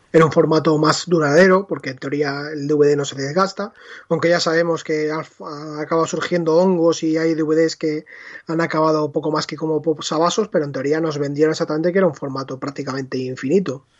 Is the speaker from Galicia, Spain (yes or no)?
no; Leganés, Community of Madrid, Spain; mi videoclub de Leganés